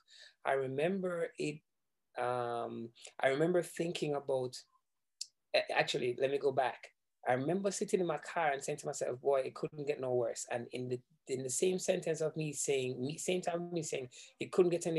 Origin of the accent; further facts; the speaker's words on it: Jamaica; moved away; I am Jamaican, born, bred, everything Jamaican